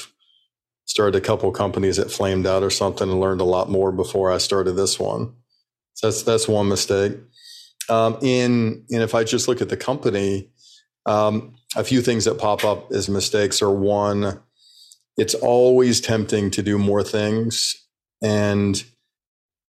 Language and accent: English; Birmingham, Alabama, United States; I grew up in Birmingham, Alabama